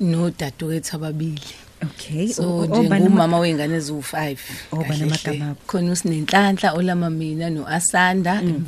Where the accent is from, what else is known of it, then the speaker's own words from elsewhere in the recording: Richmond, KwaZulu-Natal, South Africa; also born or lived in Hammarsdale; Ngikhulele endaweni yase Richmond ngaqala ufunda kuqala nje first year ngofunda entendeleni eHammersdale